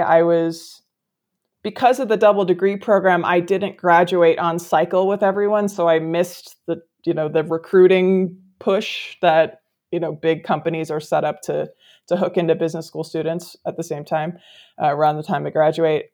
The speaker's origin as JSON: {"language": "English", "region": "Midwest", "country": "United States", "tie": "born or raised there", "also_born_or_lived": "California", "moved": "as an adult", "said": "I grew up in the Midwest, but came out west for, for college. I've been here ever since"}